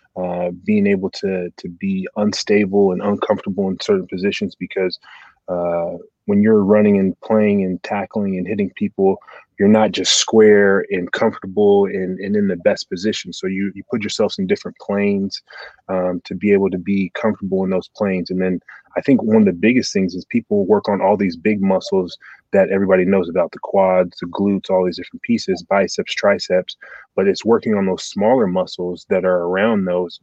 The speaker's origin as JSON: {"language": "English", "town": "Portland", "region": "Oregon", "country": "United States", "tie": "born or raised there", "also_born_or_lived": "Nebraska / Detroit", "moved": "as an adult", "said": "born and raised in Portland, Oregon, to two immigrant parents."}